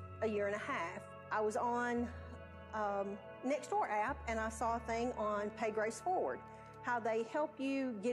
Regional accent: Mount Pleasant, Tennessee, United States; also born or lived in Hampshire, Tennessee; now in Columbia, United States; I'm originally from Mount Pleasant, just moved from Hampshire about a year and a half ago to Columbia, Tennessee.

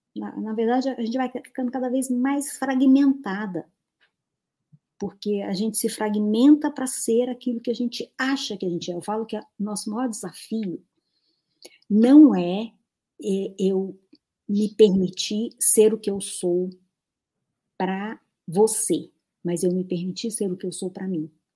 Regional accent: Natal, Rio Grande do Norte, Brazil; moved away; lá da minha cidade, Natal, que eu nem morava lá

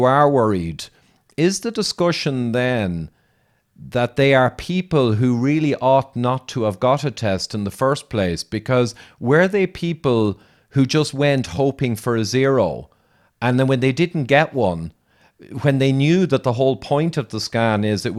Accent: Ireland; I'm Irish and all the rest, I'm an engineer

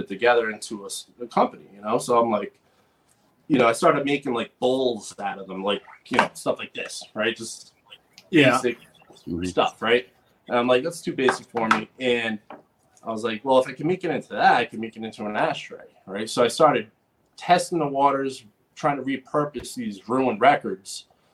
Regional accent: Rhode Island, United States; also born or lived in West Coast; I'm from Rhode Island. I grew up in Rhode Island

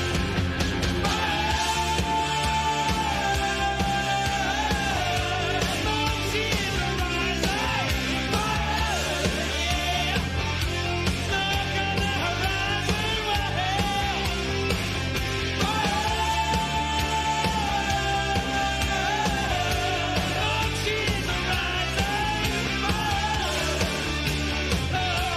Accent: Louisiana, United States; moved away; I come from Louisiana

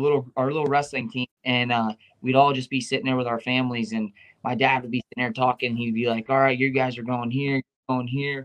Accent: Dennison, Ohio, United States; we live in a small town called Denison, Ohio

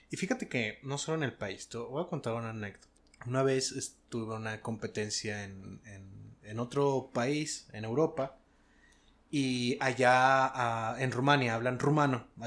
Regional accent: Mexico; Ah, sí, somos mexicanos, pero, pero no somos de esa parte de México.

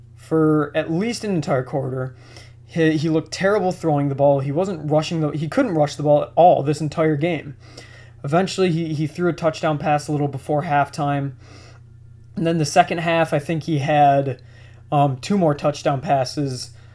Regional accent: Buffalo, New York, United States; I'm from Buffalo

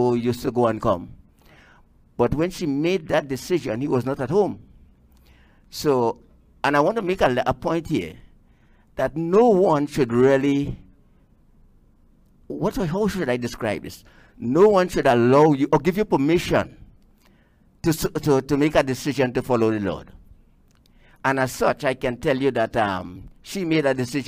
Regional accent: Rio Claro, Trinidad & Tobago; originally I am from the southeast of the island. Right. Rio Claro to be exact

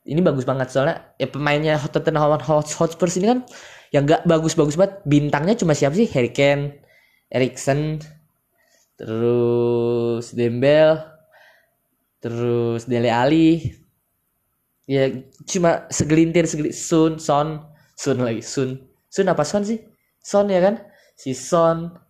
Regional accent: Bekasi, West Java, Indonesia; yang paling gue tungguin tuh Persipasi ya gue kan orang Bekasi ya

